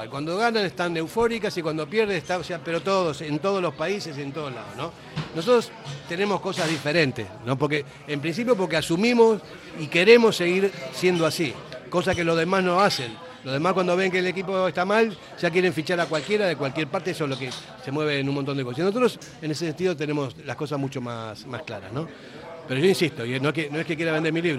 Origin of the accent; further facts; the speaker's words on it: Argentina; now in Basque Country, Spain; yo soy argentino, que él no es argentino porque no sé qué. Mi hijo es vasco, nació aquí, y yo llevo 44 años aquí, entonces yo me siento también con derecho como para hablar como un vasco más